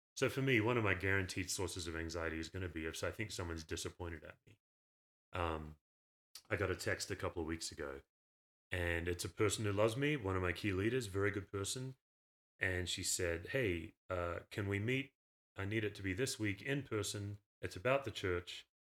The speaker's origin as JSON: {"language": "English", "town": "Perth", "region": "Western Australia", "country": "Australia", "tie": "born or raised there", "also_born_or_lived": "Knoxville, Tennessee", "moved": "as an adult", "lives_now": "Colorado, United States", "said": "I grew up unchurched in Australia, Perth"}